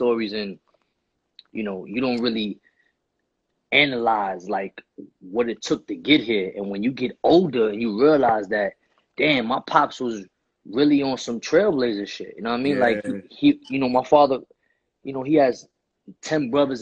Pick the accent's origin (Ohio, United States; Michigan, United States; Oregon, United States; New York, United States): New York, United States; New York City; Growing up in Spanish Harlem